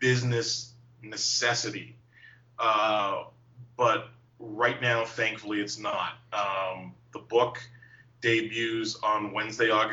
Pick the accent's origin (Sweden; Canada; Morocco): Canada; Toronto, Ontario; born or raised there